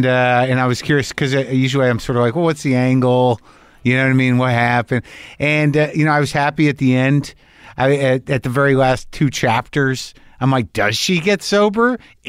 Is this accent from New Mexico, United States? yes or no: yes; New Mexico, United States; But like I grew up in New Mexico. So I remember what it was like being a teenager towards the tail end of the 70s.